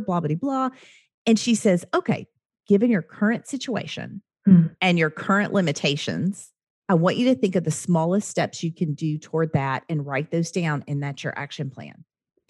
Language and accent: English; Oklahoma, United States; also born or lived in the South; I'm from Oklahoma